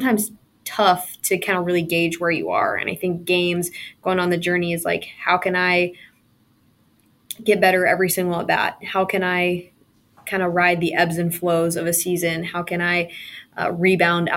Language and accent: English; West Coast, United States; I'm from the West Coast